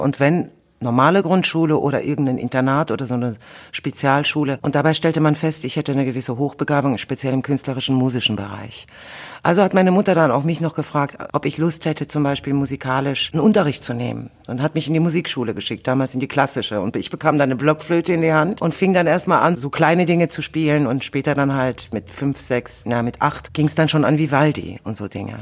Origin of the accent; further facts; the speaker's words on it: Germany; also born or lived in Soviet Union (born); ich kam mit fünf Jahren nach Deutschland